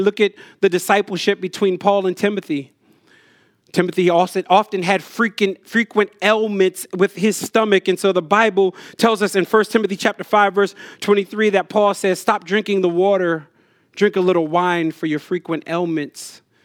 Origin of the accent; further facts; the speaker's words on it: Jersey Shore, New Jersey, United States; I grew up on the Jersey Shore